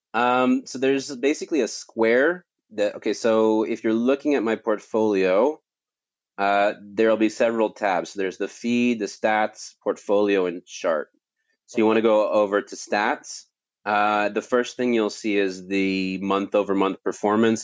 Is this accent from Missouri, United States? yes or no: no; California, United States; moved away; I grew up in California